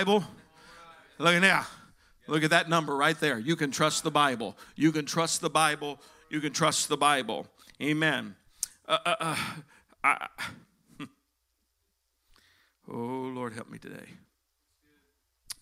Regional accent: Texas, United States; now in Indiana, United States; I was born there

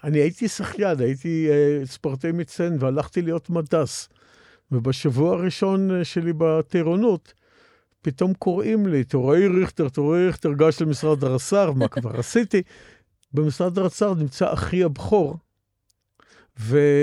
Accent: Israel; אני מאותם בני קיבוץ שזוכרים את הקיבוץ מאוד לטובה

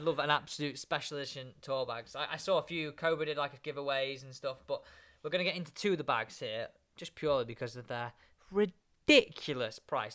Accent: England, United Kingdom; an English man

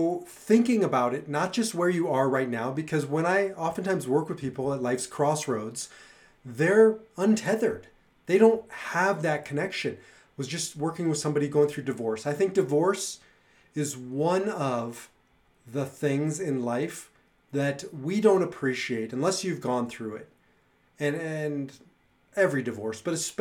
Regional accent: Nebraska, United States; now in Colorado, United States; I grew up in Nebraska

